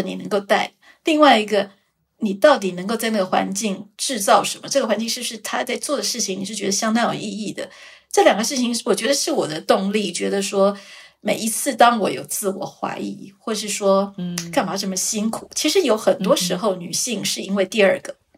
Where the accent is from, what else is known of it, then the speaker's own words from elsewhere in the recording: Taiwan; also born or lived in Switzerland; 毕竟我是一个台湾人